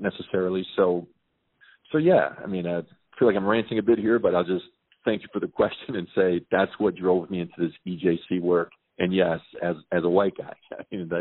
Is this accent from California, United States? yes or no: no; Chicago, Illinois, United States; I'm born and raised in Chicago, proud graduate from Chicago Public Schools